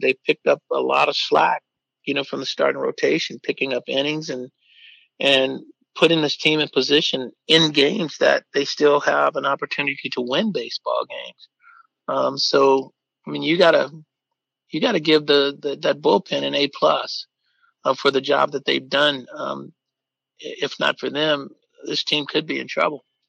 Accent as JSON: {"language": "English", "town": "Oakland", "region": "California", "country": "United States", "tie": "born or raised there", "said": "as young kids, when we grew up in East Oakland"}